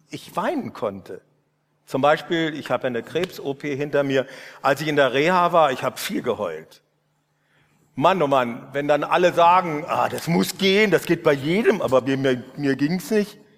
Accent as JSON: {"language": "German", "region": "Northern Germany", "country": "Germany", "said": "habe ich Ulrich äh, Giesekus, diesen Professor hier, erlebt und als Norddeutscher fand ich sowas von befremdend."}